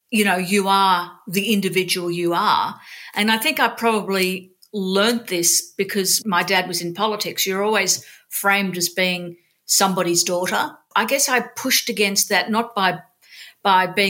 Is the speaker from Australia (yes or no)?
yes; Sydney, New South Wales, Australia; I grew up in Sydney. I was born in Sydney.